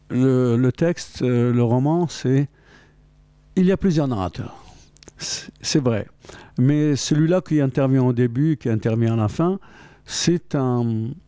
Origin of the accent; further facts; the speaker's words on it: Algeria; bien sûr qu'il y a des repères dus au fait que je suis algérien, d'origine algérienne, et que donc, euh, évidemment, ça me et que l'Algérie me traverse hein